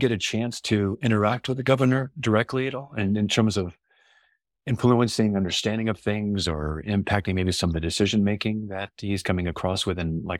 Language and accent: English; Los Angeles, California, United States; I'm from Los Angeles originally and been away for a while, but that's where I grew up.